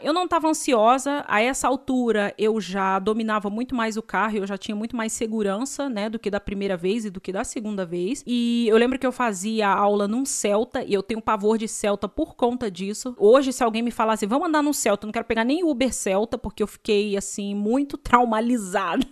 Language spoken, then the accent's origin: Portuguese; Brazil; eu sou brasileira